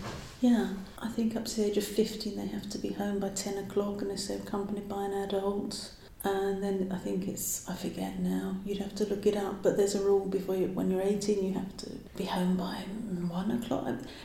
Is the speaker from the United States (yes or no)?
no; England, United Kingdom; moved away as an adult; now in Bonn, Germany; we live as an English household here